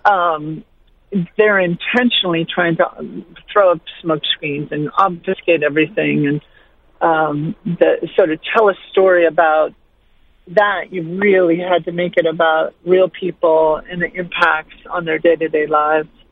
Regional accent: Montana, United States; my home state of Montana

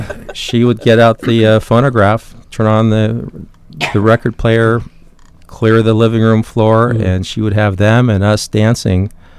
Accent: San Diego, California, United States; growing up in San Diego

